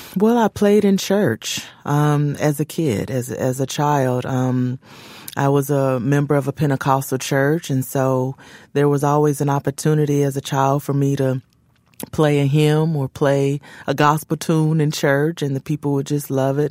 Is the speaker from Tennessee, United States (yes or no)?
yes; Memphis, Tennessee, United States; there's a place in Memphis, which is my hometown